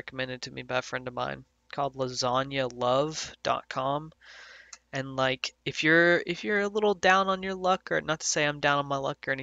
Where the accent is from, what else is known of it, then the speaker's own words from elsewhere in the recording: the South, United States; I grew up in the South